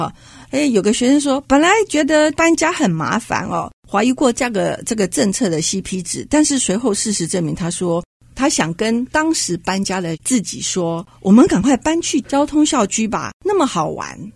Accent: Hsinchu, Taiwan; 因为我是在地人，我是新竹人。

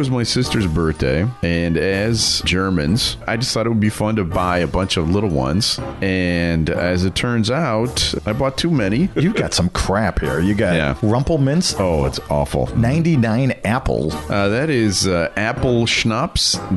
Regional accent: England, United Kingdom; I am from England.

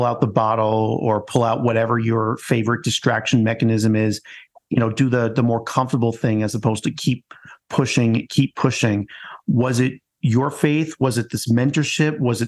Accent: New York, United States; as another New Yorker

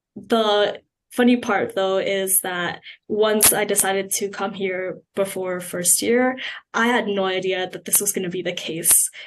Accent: Markham, Ontario, Canada; moved away as an adult; now in Kingston, Canada; coming from a place like Markham, where my family lives

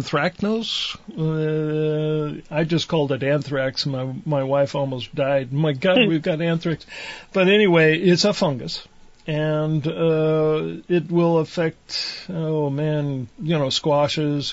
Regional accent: Poland, Ohio, United States; moved away; our little town of Poland, Ohio

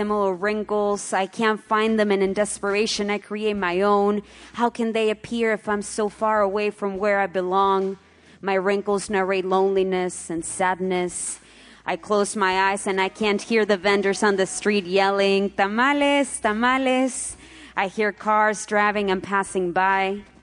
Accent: Ciudad Juárez, Chihuahua, Mexico; moved away as an adult; also born or lived in Oaxaca; now in Dallas, United States; from Juarez, Chihuahua. I'm there in the border with El Paso, Texas. I've been living here

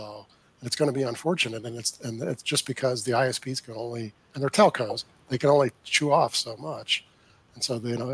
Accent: West Virginia, United States; now in North Carolina, United States; West Virginia, I'm from West Virginia

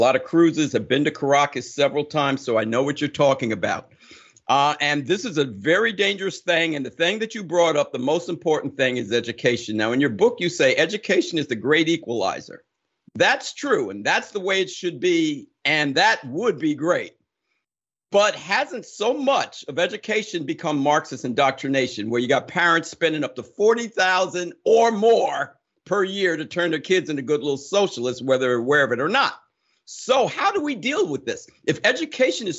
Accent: Summit, New Jersey, United States; growing up in Summit, New Jersey

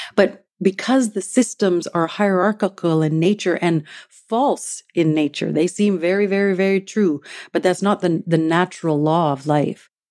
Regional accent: Treaty One territory, Manitoba, Canada; now in Vancouver, Canada; I am a Métis woman from Treaty One territory in the homeland of the Métis, who's currently living in the unceded traditional

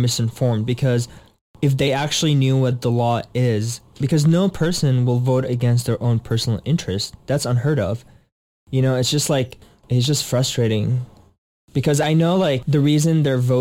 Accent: Syria; English is a second language; now in United States; I'm actually Syrian. I'm not American.

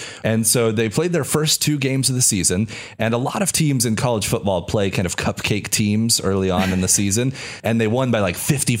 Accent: Kansas, United States; moved away; I'm originally from Kansas.

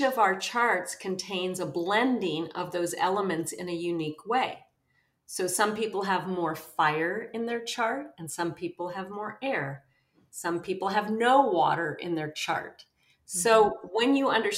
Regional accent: Los Angeles, California, United States; also born or lived in New York City; I grew up in West Los Angeles. Well, I was born in New York City. I don't remember that part, but I really had an extraordinarily magical, imaginative childhood in West Los Angeles

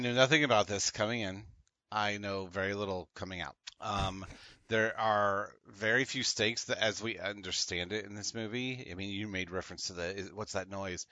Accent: United States; spoiled by being American

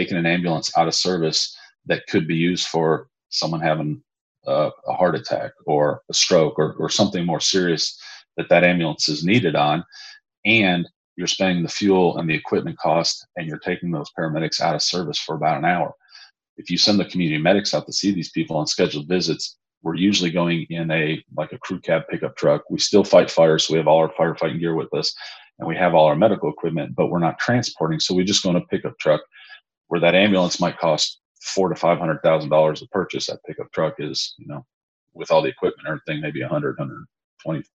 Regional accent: McKinney, Texas, United States; also born or lived in Chicago; I'm originally from McKinney, Texas, just north of Dallas

